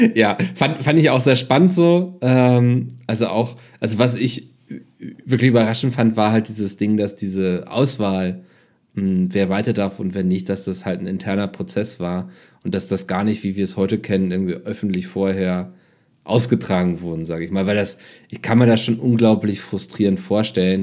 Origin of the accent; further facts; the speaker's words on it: Germany; Ich als Deutscher